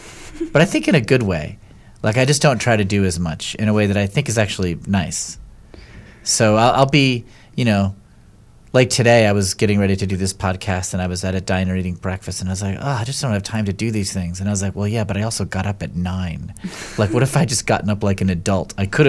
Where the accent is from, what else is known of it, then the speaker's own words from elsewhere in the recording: Connecticut, United States; also born or lived in New York City; I grew up in Connecticut, and then I lived in New York City for like 17 years.